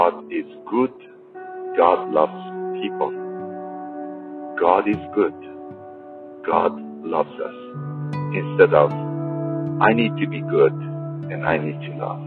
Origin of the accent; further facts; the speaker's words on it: Iran; when I was a Muslim growing up in Iran